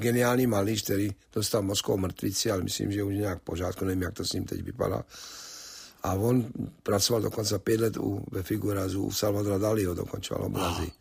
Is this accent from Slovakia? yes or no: yes; Slovakia; moved away as an adult; now in United States; původně jako, že jsem Slovák